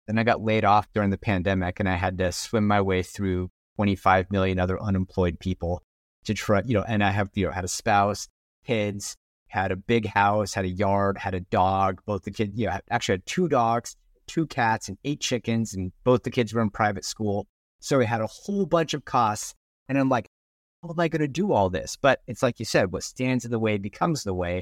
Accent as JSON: {"language": "English", "town": "Portland", "region": "Oregon", "country": "United States", "tie": "born or raised there", "said": "I'm from the Portland, Oregon area. My family's here. I've spent my whole life in the Portland, Oregon area."}